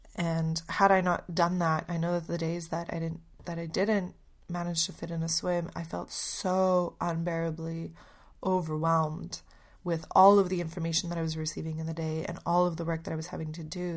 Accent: Canada; moved away as an adult; also born or lived in Poland; now in Melbourne, Australia; I'm Polish, but I grew up in Canada.

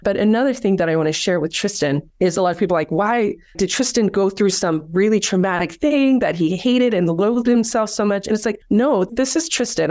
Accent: South Africa; moved away; I grew up in South Africa

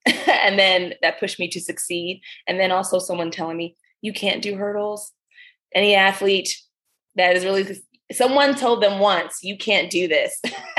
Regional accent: Maryland, United States; My family, they're from the Caribbean, from Dominica and Grenada. So island family, and I grew up here in Maryland, mostly was a military brat.

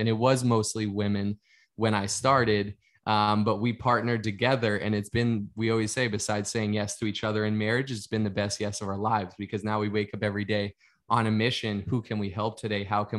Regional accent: Boston, Massachusetts, United States; I grew up in the Northeast part of the United States in Boston, Massachusetts

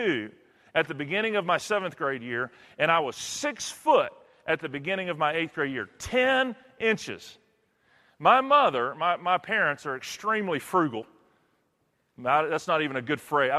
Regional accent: Texas, United States; Where I'm from Texas

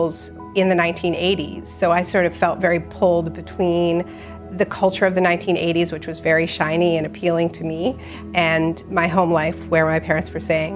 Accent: Montreal, Quebec, Canada; I was born in Montreal, and my parents are Americans

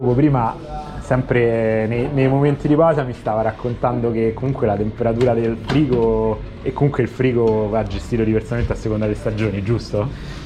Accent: Rome, Lazio, Italy; da romano comunque sono cresciuto con la pizza fine a scoccherella

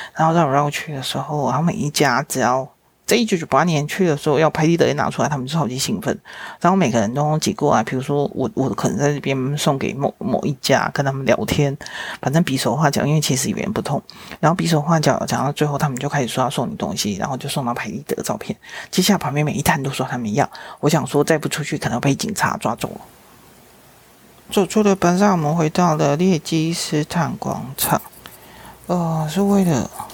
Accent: Taiwan; 是台湾来的

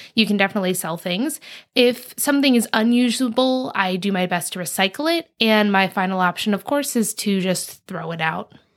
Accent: East Coast, United States; I grew up on the East Coast

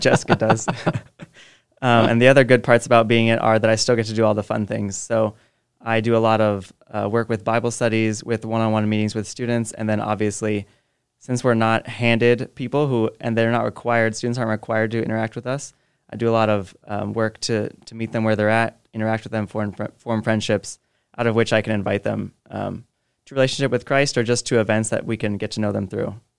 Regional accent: Jacksonville, Illinois, United States; now in Quincy, United States; I grew up near Jacksonville, but I came here for a tech

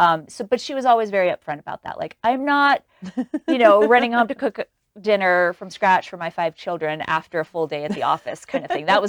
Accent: New York City, New York, United States; I was raised in New York City. I thought Walmart was Walgreens, because that's what we had in New York.

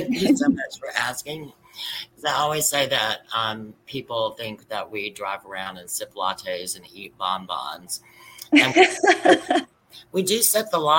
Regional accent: Atlanta, Georgia, United States; I grew up in Atlanta, so and in Dunwoody area.

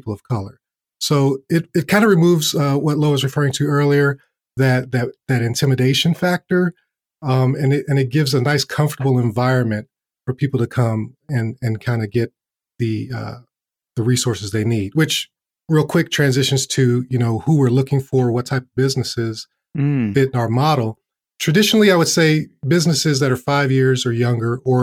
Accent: Chicago, Illinois, United States; moved away; growing up on the South Side of Chicago

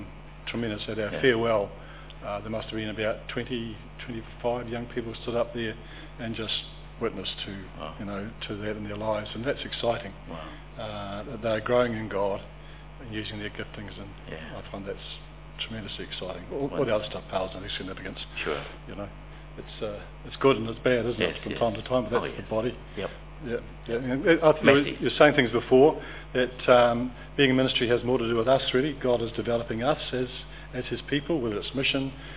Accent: Dunedin, Otago, New Zealand; moved away; We are born and bred in Dunedin

